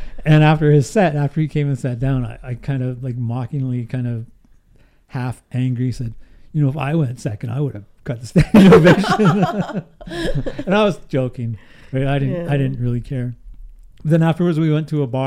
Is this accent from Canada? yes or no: yes; Houston, British Columbia, Canada; moved away; Houston, which is my hometown.